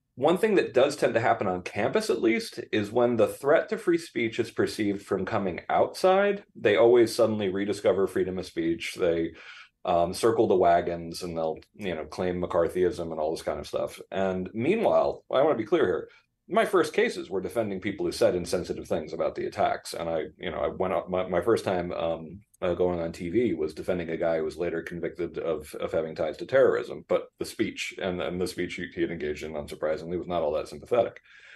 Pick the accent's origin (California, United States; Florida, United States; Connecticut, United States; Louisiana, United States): Connecticut, United States; Danbury; Do you think Danbury, Connecticut listens to this? Maybe. It's possible. Yeah, that's my hometown.